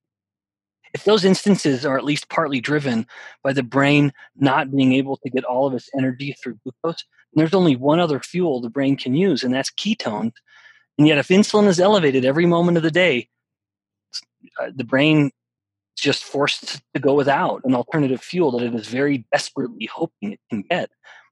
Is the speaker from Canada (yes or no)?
yes; Canada; I'm from Canada